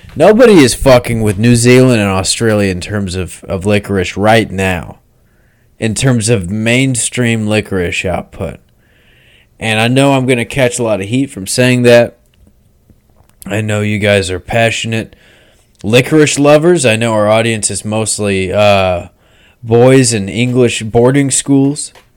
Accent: United States; I'm an American

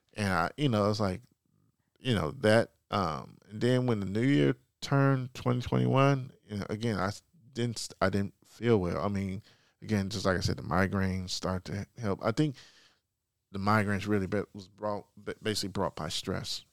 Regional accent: Chicago, Illinois, United States; moved away; born and raised, uh, Southside Chicago, Chicago kid, Morgan Park High School

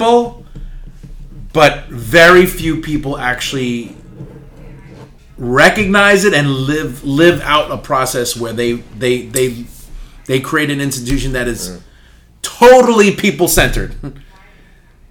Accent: New York City, New York, United States; I was born and raised in Upper Manhattan, the uppermost tip of Manhattan, which is right on the border of Washington Heights and Inwood

